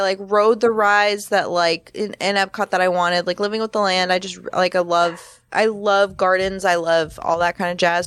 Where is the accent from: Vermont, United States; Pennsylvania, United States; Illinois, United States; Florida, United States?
Florida, United States; moved away; I'm originally from Florida